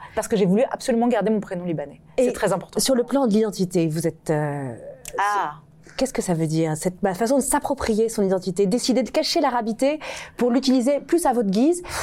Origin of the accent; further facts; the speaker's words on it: France; je, je, suis française